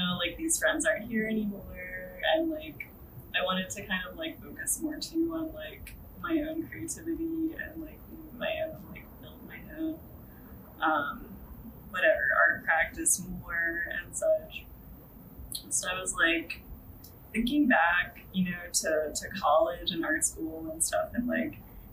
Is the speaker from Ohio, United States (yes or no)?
no; Northern Virginia, United States; moved away as an adult; also born or lived in Washington, D.C. area; now in New York City, United States; I grew up in Virginia, like, Northern Virginia